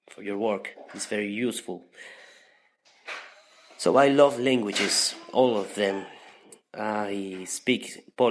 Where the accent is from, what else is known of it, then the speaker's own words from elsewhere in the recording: Spain; first language Spanish; English is a second language; from Spain.